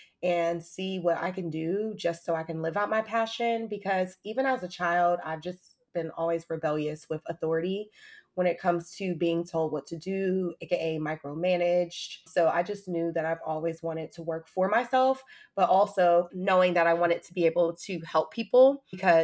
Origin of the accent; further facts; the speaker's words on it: Atlanta, Georgia, United States; also born or lived in Hampton, Virginia; I moved back to my hometown, shout out to Atlanta